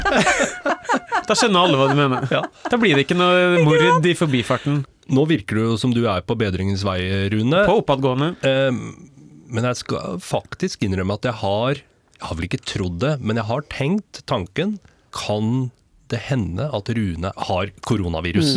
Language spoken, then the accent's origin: Norwegian; Rakkestad, Østfold, Norway; jeg er fra Rakstad